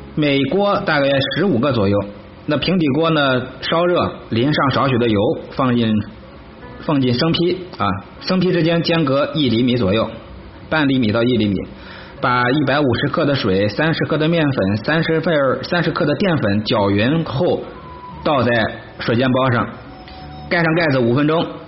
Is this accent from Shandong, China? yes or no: no; Henan, China; 咱们河南人